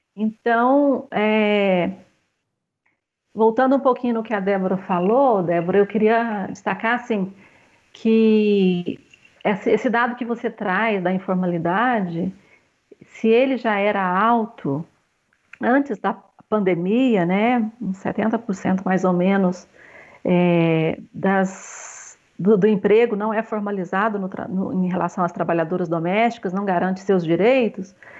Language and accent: Portuguese; Monte Alegre de Minas, Minas Gerais, Brazil; Eu sou mãe, eu sou aqui de Monte Alegre de Minas, sou a segunda filha de sete filhos